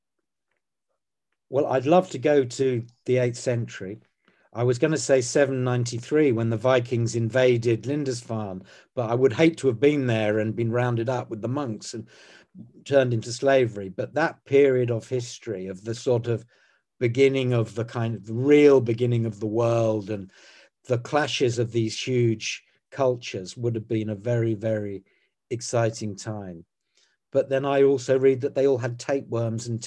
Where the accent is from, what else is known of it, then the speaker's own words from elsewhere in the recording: Croydon, London, United Kingdom; I was born in Croydon on a road called Marpit Lane